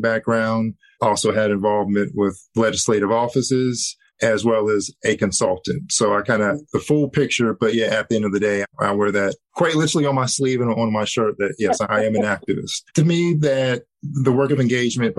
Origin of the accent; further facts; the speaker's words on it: Cincinnati, Ohio, United States; Cincinnati, my hometown